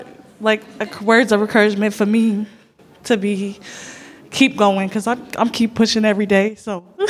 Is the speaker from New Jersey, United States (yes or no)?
yes; Paterson, New Jersey, United States; moved away as an adult; now in Georgia, United States; I'm originally from Paterson, New Jersey, but I just moved to Georgia. It'll be 2 years. Well, 2 months. Well, yeah, 2 months.